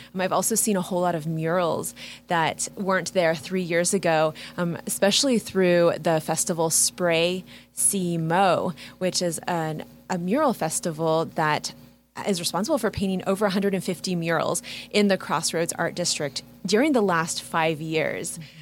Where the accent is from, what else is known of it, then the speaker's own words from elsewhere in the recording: Kansas City, Kansas, United States; I'm from Kansas City. I grew up in KCK